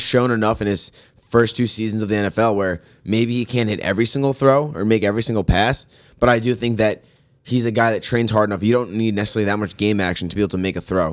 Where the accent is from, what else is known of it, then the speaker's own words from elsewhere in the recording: New York, United States; as a New Yorker